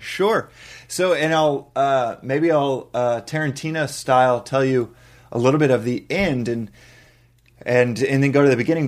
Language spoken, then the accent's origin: English; Texas, United States; Texas, I mean, Bible Belt, Texas